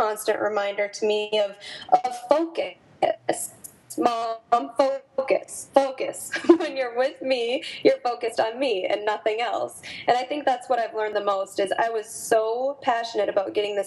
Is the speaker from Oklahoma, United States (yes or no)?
no; North Dakota, United States; moved away as an adult; also born or lived in Minneapolis; my hometown in North Dakota